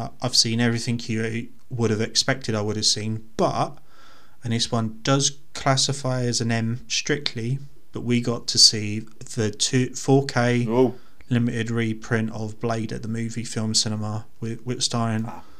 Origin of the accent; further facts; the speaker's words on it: United Kingdom; We don't really do that here because we're British.